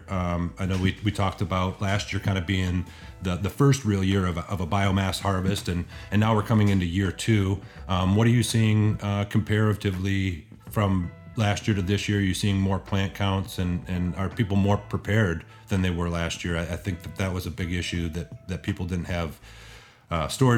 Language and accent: English; Michigan, United States; moved away; also born or lived in Colorado; I grew up here in Michigan and then made my way to Colorado and back out to Michigan.